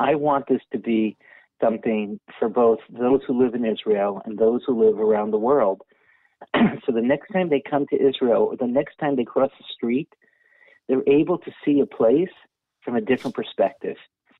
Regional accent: Netherlands; I grew up in Holland, and many of the shuls in Holland, the parochet came because of the relationship between the royal families and the Jewish community.

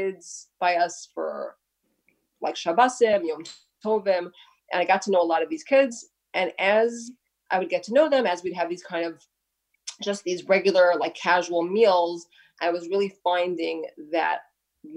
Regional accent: New York City, New York, United States; I grew up in Brooklyn, right here in Brooklyn.

